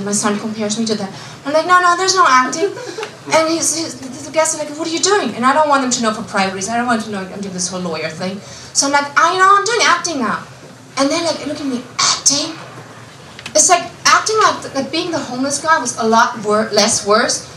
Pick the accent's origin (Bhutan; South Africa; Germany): Germany; moved away as an adult; now in Los Angeles, United States; I'm a German, it's so ingrained in me